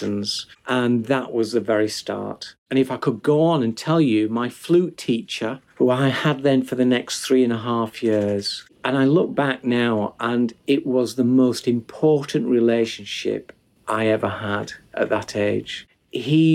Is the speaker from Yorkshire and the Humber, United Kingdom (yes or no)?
yes; Huddersfield, Yorkshire and the Humber, United Kingdom; my hometown of Huddersfield, where I still live